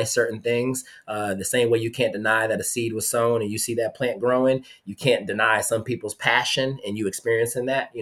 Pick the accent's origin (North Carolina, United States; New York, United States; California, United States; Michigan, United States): North Carolina, United States; Charlotte; now in Petersburg, United States; I'm from Charlotte, North Carolina. I pulled up to high school with 212s in my trunk